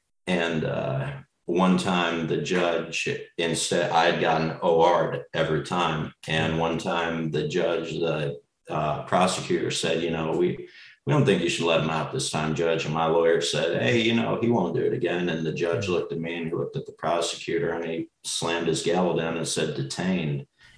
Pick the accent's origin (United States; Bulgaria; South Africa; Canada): United States; Las Vegas, Nevada; I was born in Nevada. I lived in Las Vegas for most of my life